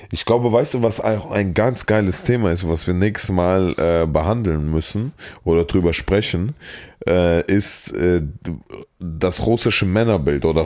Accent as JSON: {"language": "German", "region": "Saarland", "country": "Germany", "accent": "Saarland", "said": "die Leute meinen, ich habe so einen krassen Akzent und ich konnte nicht, weil im Saarland ist so krass, ne?"}